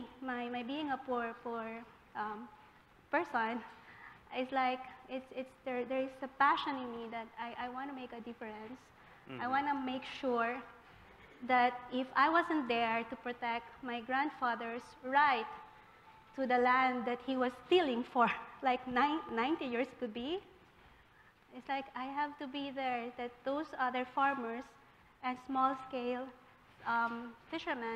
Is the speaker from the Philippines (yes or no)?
yes; Philippines; moved away as an adult; I am from the Philippines